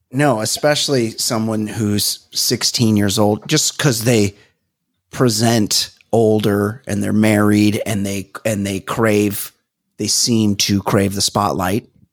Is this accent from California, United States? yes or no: yes; Southern California, United States; growing up in Southern California